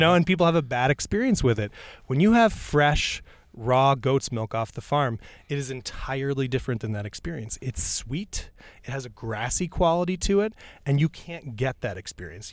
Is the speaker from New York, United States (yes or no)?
yes; New York, United States; I grew up in New York State and I grew up next to a farm